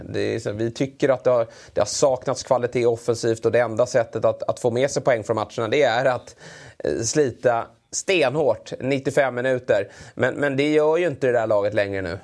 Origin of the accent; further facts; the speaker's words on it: Sweden; som svensk